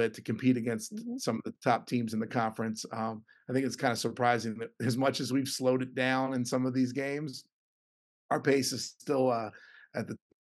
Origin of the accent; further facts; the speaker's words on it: Philadelphia, Pennsylvania, United States; I get to coach college basketball in my hometown.